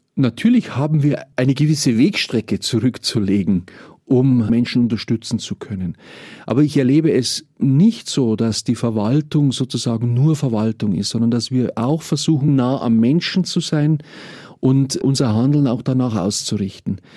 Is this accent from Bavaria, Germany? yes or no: yes; Mühldorf district, Bavaria, Germany; Ich selber komme aus dem Landkreis Mühldorf, äh, lebe dort mit meiner Familie. Ich bin also auch ein Kind vom Land